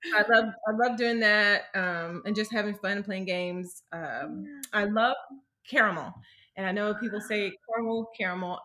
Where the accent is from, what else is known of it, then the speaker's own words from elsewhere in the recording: Starkville, Mississippi, United States; moved away as an adult; now in California, United States; I um, was born and raised in Mississippi, so I live in California right now